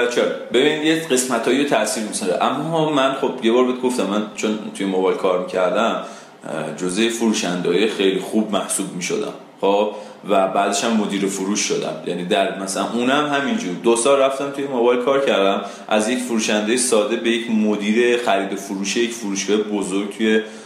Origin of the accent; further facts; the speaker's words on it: Isfahan, Iran; من خودم اصفهانی ام حالا ذاتا اصفهانی نیستم ولی خب تو اصفهان بزرگ شدم